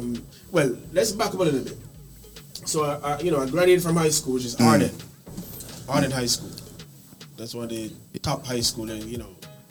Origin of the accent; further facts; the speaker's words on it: Saint Ann, Jamaica; now in New York, United States; me, you know … from New York, originally from Jamaica.